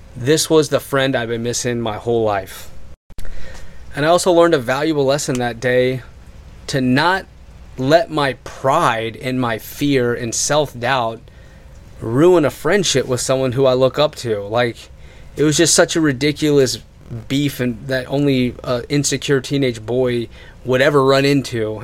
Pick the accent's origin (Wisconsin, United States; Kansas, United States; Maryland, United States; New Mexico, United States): Maryland, United States; Waldorf; in high school, in Westlake High School, where we grew up in Waldorf, Maryland, where we went to school and where we graduated